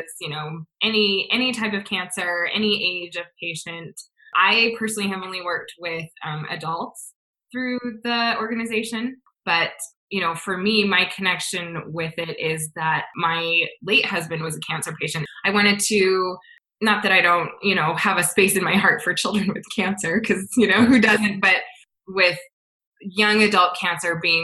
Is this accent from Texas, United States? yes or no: no; Salt Lake City, Utah, United States; I live in a suburb of Salt Lake City. I've lived here my whole life, born and raised in Utah.